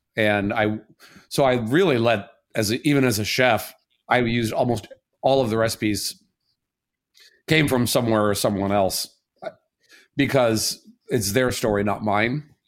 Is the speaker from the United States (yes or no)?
yes; Southern Indiana, United States; now in Chicago, United States; I'm from Southern Indiana